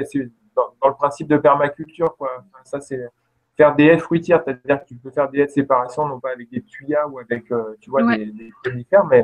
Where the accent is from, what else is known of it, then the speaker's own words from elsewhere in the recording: Lorraine, Grand Est, France; moved away; quand j'étais enfant, quand j'habitais en Lorraine